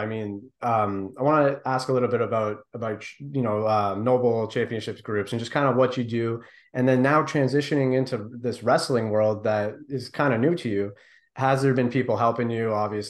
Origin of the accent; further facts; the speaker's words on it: Windsor, Ontario, Canada; it's cool that obviously it's starting here in our hometown. You know, you're from Windsor. We're here from Windsor